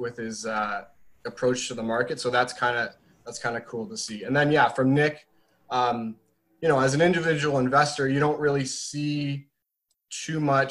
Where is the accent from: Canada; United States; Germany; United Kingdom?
Canada; Oakville, Ontario; also born or lived in Hamilton, Ontario; now in Mississauga, Canada; I'm from Oakville, Ontario, Canada